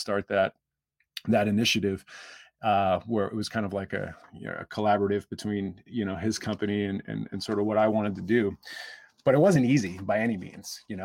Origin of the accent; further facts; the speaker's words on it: Baltimore, Maryland, United States; I grew up in Baltimore.